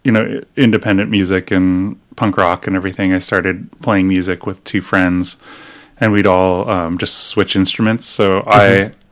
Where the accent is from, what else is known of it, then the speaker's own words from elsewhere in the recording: Torrance, California, United States; also born or lived in Olympia, Washington; now in Portland, United States; So the South Bay, near San Pedro and Torrance